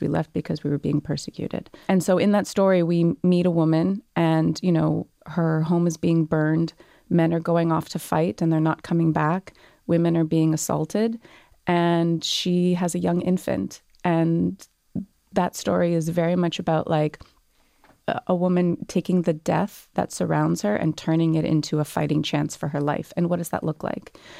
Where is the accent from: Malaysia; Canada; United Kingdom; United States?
Canada; also born or lived in Montreal; now in Toronto, Canada; when you're born and raised in Canada